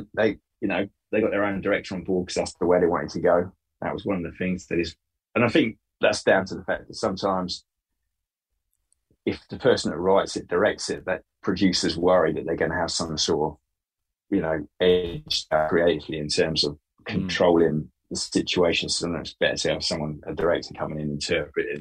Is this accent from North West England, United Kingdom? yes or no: no; Bury St Edmunds, East of England, United Kingdom; when I grew up in Bury St. Edmunds